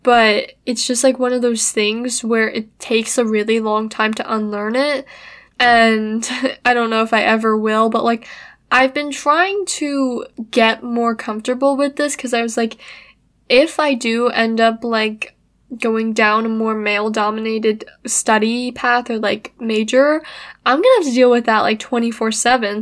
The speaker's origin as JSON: {"language": "English", "country": "United States", "tie": "born or raised there", "said": "I was born in America"}